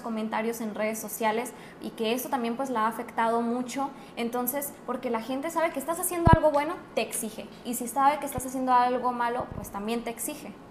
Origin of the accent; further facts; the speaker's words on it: Mexico; nosotros como mexicanos